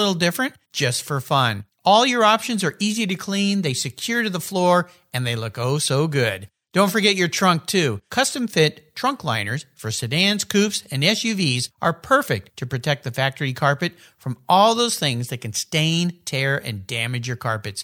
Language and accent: English; San Diego, California, United States; growing up in San Diego